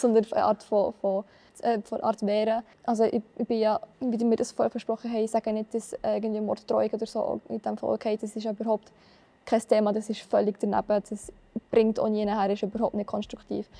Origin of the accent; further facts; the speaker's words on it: Biel, Bern, Switzerland; Ich komme von Biel.